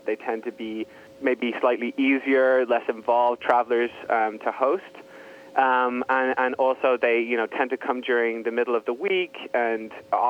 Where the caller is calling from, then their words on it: San Francisco, California, United States; I am. I'm in sunny San Francisco.